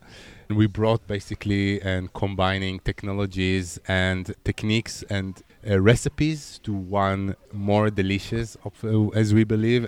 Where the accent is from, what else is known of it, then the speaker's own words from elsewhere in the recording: Israel; now in Berlin, Germany; And as an Israeli